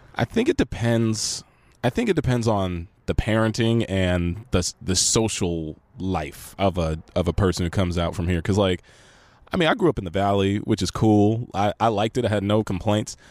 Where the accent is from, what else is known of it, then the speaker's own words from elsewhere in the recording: Los Angeles, California, United States; I'm actually from here